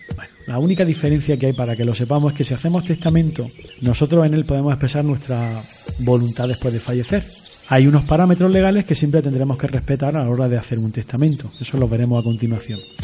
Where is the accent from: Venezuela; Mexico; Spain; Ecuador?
Spain; yo soy español